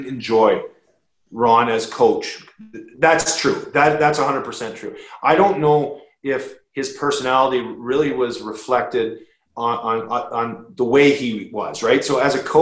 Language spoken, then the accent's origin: English; Toronto, Ontario, Canada; playing my 1,000th game in the NHL for the Toronto Maple Leafs in my hometown